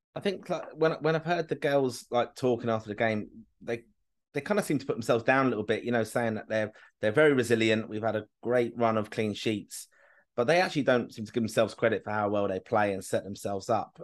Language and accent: English; Kilkenny, Leinster, Ireland; I'm from Kilk, family's from Kilkenny